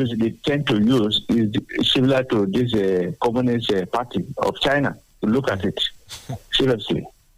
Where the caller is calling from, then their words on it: Sango, Nigeria; I'm calling from Sango.